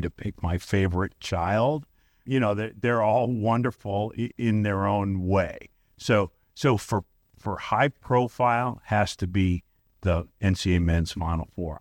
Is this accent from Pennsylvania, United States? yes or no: no; Brooklyn, New York, United States; moved away as an adult; also born or lived in Staten Island, New York; now in St. Louis, United States; I grew up in Brooklyn, New York